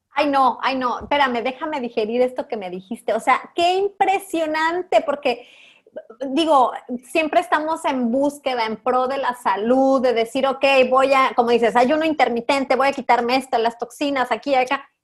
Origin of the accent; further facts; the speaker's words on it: Mexico; aquí en México, aquí en mi país, incluso en mi comunidad